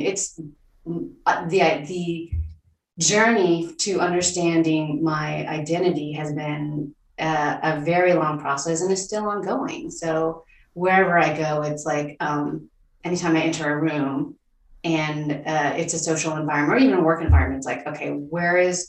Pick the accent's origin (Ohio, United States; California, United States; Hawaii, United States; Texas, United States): Texas, United States; Houston; also born or lived in Ho Chi Minh City, Vietnam; I grew up in Houston, Texas